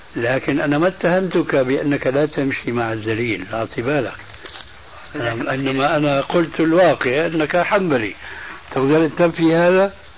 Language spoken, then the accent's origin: Arabic; Syria